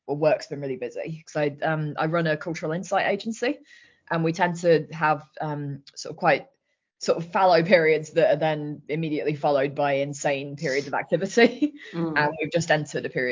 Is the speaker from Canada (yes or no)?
no; Leicester, East Midlands, United Kingdom; I'm from Leicester and we have no water here of any kind